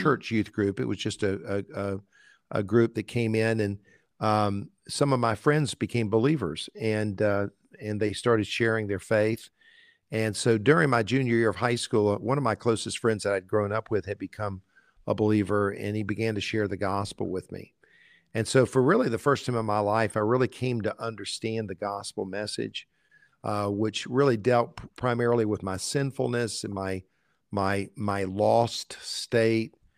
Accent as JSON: {"language": "English", "town": "Columbia", "region": "South Carolina", "country": "United States", "tie": "born or raised there", "also_born_or_lived": "Valdosta, Georgia", "said": "our family picked up and moved to Columbia, South Carolina, where I grew up. So actually, I went to, I grew up in Columbia all of my life."}